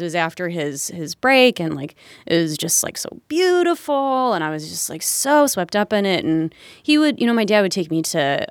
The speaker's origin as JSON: {"language": "English", "area": "Fauquier County", "region": "Virginia", "country": "United States", "tie": "born or raised there", "also_born_or_lived": "Richmond, Virginia", "moved": "as an adult", "lives_now": "Chicago, United States", "said": "where I grew up in Fauquier County."}